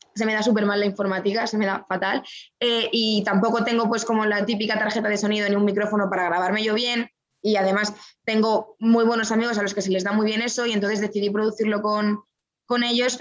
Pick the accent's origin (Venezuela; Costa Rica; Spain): Spain; Madrid, Community of Madrid; moved away; also born or lived in Guadalajara, Spain; yo nací en Madrid. La gente se ríe mucho cuando yo digo que soy madrileña